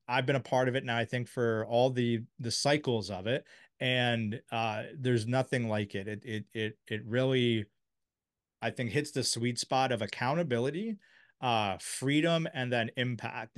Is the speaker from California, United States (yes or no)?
no; Silver Spring, Maryland, United States; I grew up in Silver Spring